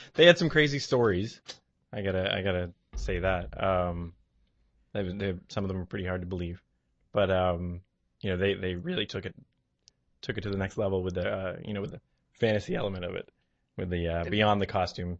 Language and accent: English; New Bedford, Massachusetts, United States; also born or lived in Beverly, Massachusetts; I'm from New Bedford